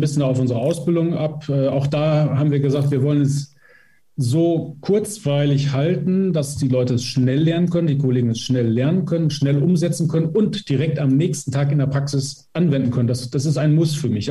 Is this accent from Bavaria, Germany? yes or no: no; Emsland, Lower Saxony, Germany; Ich komme selber aus dem Emsland